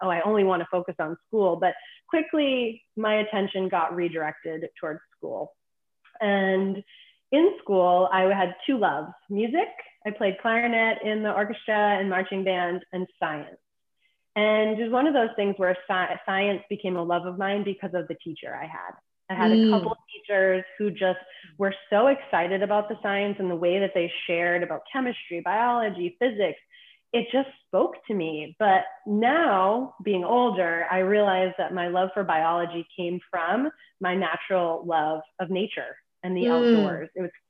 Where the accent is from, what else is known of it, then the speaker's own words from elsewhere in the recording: East Coast, United States; And I grew up on the East Coast.